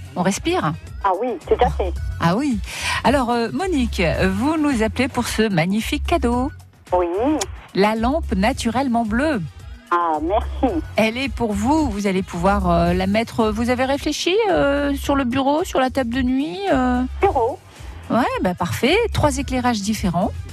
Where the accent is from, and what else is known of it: Avignon and Perpignan, south of France, France; accent: southern (mix of Avignon and Perpignan); now in Creuse, France